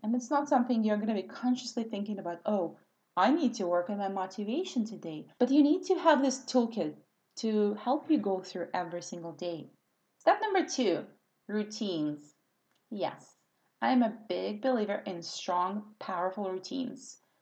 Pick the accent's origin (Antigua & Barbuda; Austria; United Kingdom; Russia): Russia; English is a second language; moved away as an adult; now in California, United States; because I grew up in Soviet Russia.